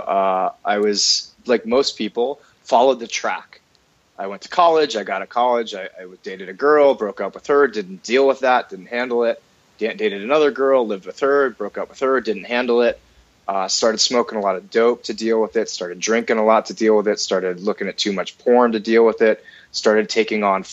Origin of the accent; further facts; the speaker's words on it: United States; I'm an American